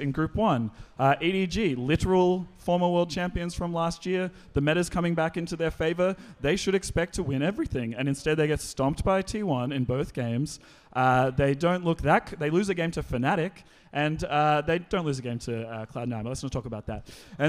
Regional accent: Australia; I'm an Australian who supports NA, so I lose twice every tournament.

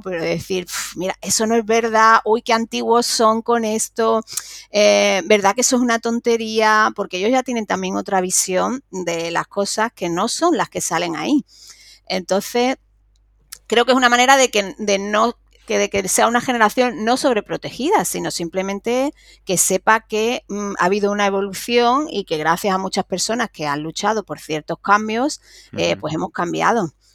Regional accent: Cádiz, Andalusia, Spain; que soy de Cádiz y que tenemos los carnavales

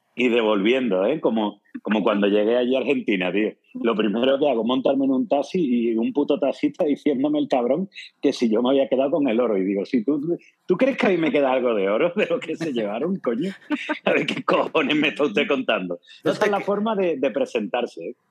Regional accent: Andalusia, Spain

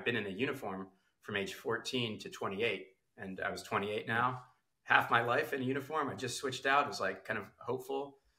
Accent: Jerusalem, Jerusalem District, Israel; born there; So I was actually also, I was born in Jerusalem, and my mother was an American Jew.

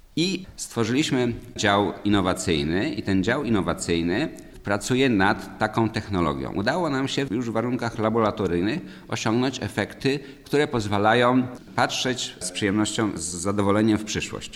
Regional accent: Warka-Grójec area, Masovian Voivodeship, Poland; Urodziłem się i wychowałem w rejonie warecko-grójeckim, znanym jako największy sad na świecie

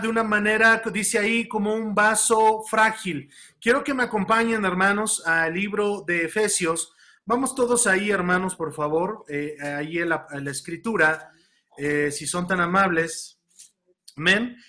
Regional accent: Mexico; tenemos impregnada esa cultura como mexicanos

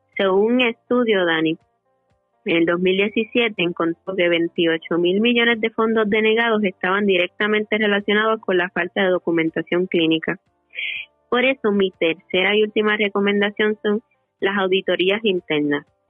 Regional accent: Yabucoa, Puerto Rico; mi pueblo natal de Yabucoa

